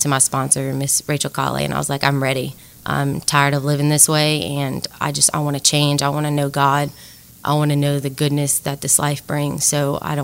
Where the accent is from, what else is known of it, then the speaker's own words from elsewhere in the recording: Lafayette, Louisiana, United States; I'm from Lafayette, Louisiana. I went to Cathedral Carmel for preschool and middle school, and then I went to St. Thomas More for high school